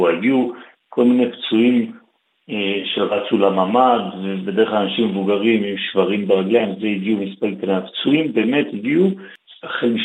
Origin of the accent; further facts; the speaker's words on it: Israel; אני נולדתי, גדלתי בישראל, למדתי באוניברסיטת תל אביב